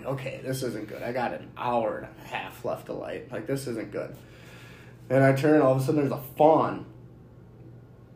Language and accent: English; Minnesota, United States; We're from Minnesota